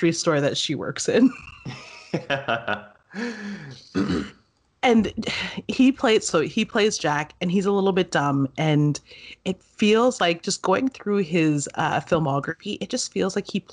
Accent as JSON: {"language": "English", "country": "Canada", "said": "we are Canadian"}